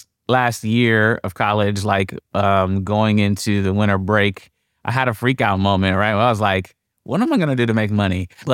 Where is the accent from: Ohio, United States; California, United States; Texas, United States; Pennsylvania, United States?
Ohio, United States; Columbus; So I grew up in Columbus, Ohio.